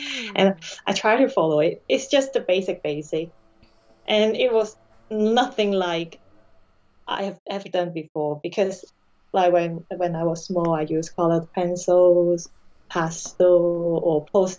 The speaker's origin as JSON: {"language": "English", "country": "Hong Kong", "tie": "born or raised there", "second_language": "English", "moved": "as an adult", "lives_now": "United Kingdom", "said": "I had my education up to university level in Hong Kong"}